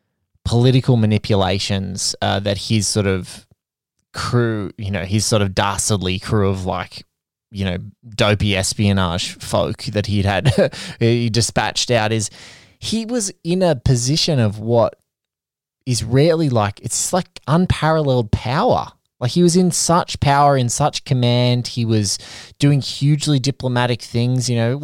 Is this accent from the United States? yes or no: no; Australia; And so as an Australian looking at a film that's set in Washington from very far away